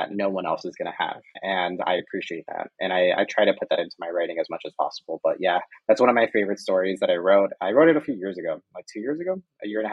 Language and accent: English; Arecibo, Puerto Rico; moved away as an adult; now in Spain; I was from Arecibo, Puerto Rico, I got to a place where now I'm proud of being from there.